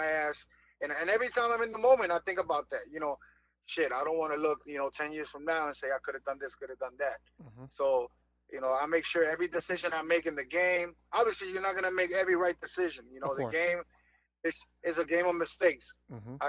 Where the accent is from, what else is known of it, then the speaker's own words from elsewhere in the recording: Fajardo, Puerto Rico; moved away; I turned pro with my hometown team in Fajardo